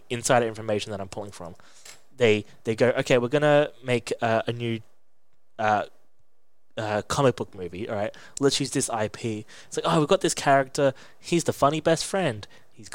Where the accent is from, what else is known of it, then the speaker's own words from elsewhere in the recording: England, United Kingdom; I was born in England